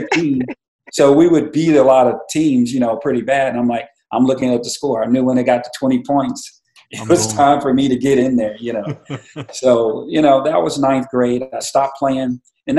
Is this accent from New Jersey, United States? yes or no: no; Kerrville, Texas, United States; born or raised there; also born or lived in Kansas City